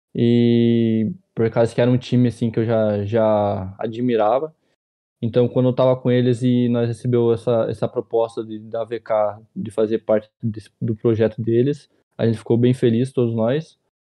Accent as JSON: {"language": "Portuguese", "town": "Ponta Grossa", "region": "Paraná", "country": "Brazil", "said": "Tenho 21 anos e eu sou de Ponta Grossa, Paraná"}